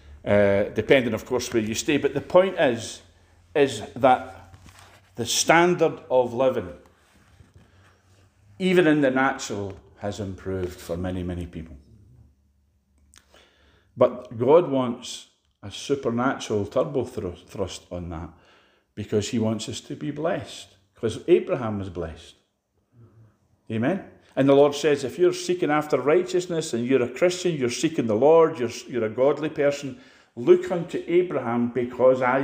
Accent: Edinburgh, Scotland, United Kingdom; now in Glasgow, United Kingdom; I came from Edinburgh. I was born in Edinburgh.

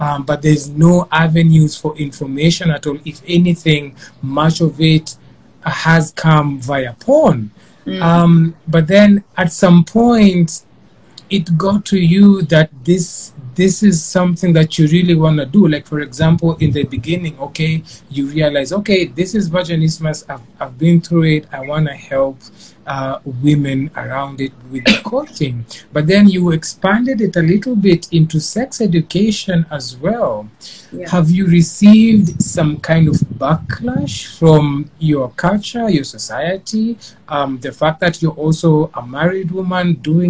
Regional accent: Kenya; even in an African household, being Kenyan

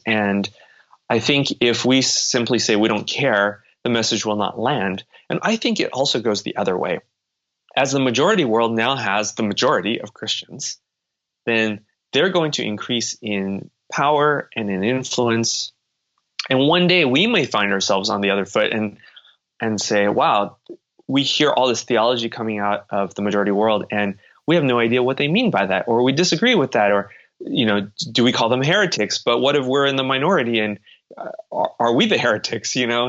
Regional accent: United States; I was born and raised in the United States completely.

